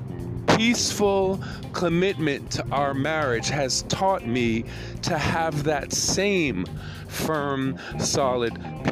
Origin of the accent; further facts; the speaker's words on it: United States; moved away as an adult; also born or lived in Japan; as an American black man in Japan